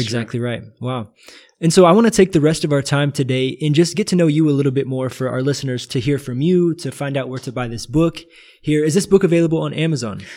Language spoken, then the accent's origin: English; United States; now in Brazil; being an American in Brazil